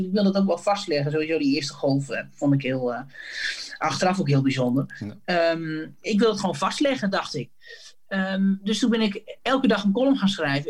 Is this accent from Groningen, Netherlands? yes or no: yes; Sappemeer, Groningen, Netherlands; ik ben opgegroeid in Sappemeer